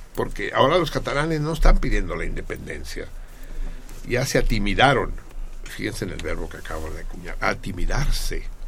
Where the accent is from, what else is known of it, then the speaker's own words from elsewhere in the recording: Mexico; también nos afecta a los mexicanos